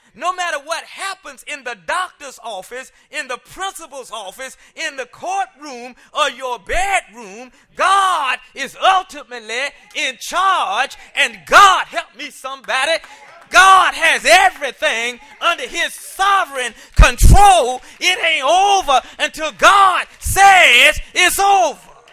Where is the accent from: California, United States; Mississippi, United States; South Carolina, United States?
South Carolina, United States; I grew up in South Carolina, and, uh, they didn't integrate schools until I was in, like, sixth grade